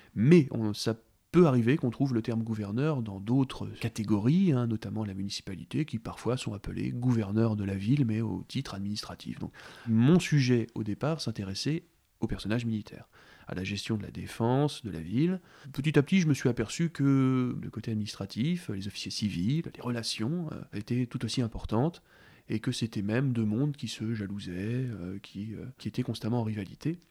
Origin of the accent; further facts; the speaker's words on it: Caen, Normandy, France; also born or lived in Lisieux / Ouistreham; je suis normand, hein, je suis né à Lisieux, j'ai passé quasiment toute ma vie, on peut le dire, hein, euh, entre Ouistreham et Caen